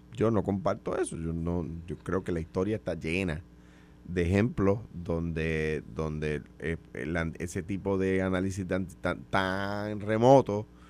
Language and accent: Spanish; Puerto Rico; siendo puertorriqueños, sin dejar de ser puertorriqueños